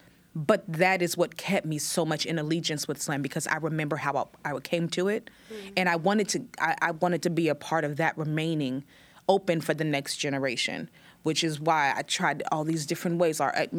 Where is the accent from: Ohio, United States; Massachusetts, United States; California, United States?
California, United States; Oakland; at that point, I'm just new from Oakland and I'm lucky somebody let me on stage, I'm performing everywhere.